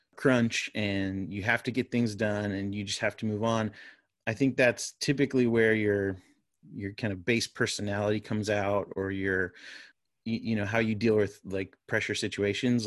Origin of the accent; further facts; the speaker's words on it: Florida, United States; moved away as an adult; now in North Carolina, United States; my wife and I grew up in Florida. Uh, we're Floridians.